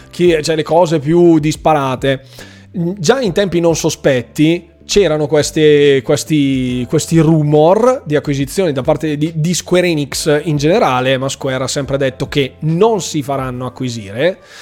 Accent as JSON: {"language": "Italian", "town": "Bergamo", "region": "Lombardy", "country": "Italy", "said": "Bergamo, quindi del mio paese"}